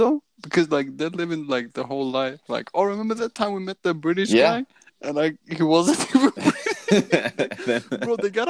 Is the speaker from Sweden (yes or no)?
yes; Sweden; also born or lived in Southampton / Gothenburg; I'm from Sweden.